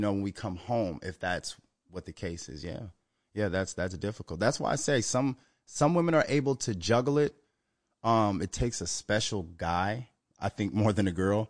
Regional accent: Minnesota, United States; Minnesota, my home state

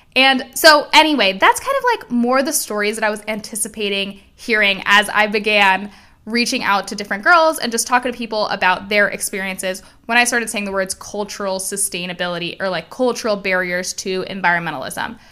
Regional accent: Miami, Florida, United States; I am Cuban. I was born and raised in Miami, Florida

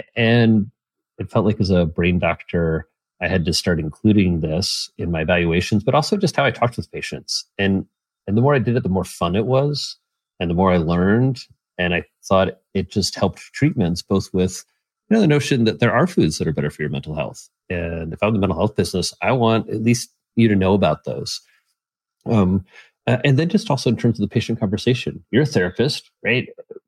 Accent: Midwest, United States; I'm from the Midwest. That's just like a disgusting idea.

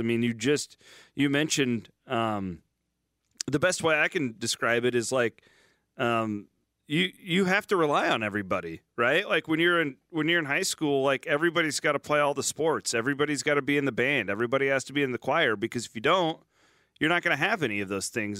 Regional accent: small town Iowa, United States; I won't say only small town Iowa. I think just small town USA in general, but like five thousand people in my hometown

